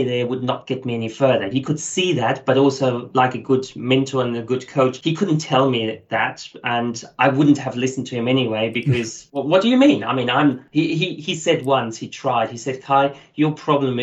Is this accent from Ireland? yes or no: no; Germany; now in Australia; As you hear from my accent, I'm not originally Australian. So my background is German. Lots of people might have thought I'm South African, but coming from Germany.